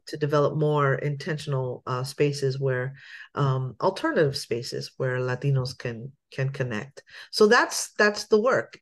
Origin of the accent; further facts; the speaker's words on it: Lancaster, Pennsylvania, United States; moved away; I am originally from Pennsylvania, born in Lancaster, Pennsylvania